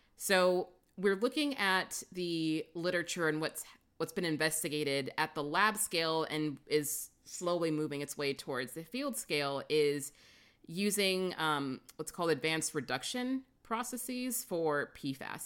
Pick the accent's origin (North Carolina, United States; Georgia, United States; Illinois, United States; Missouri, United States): Missouri, United States; St. Louis; moved away; also born or lived in California; I grew up in Saint Louis